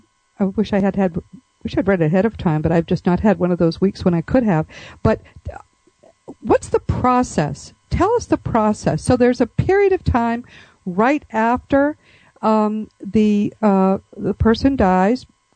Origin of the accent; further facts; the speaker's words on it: Boston, Massachusetts, United States; I grew up in the Boston area, and listening to you talk is so much fun for me. It's like being at home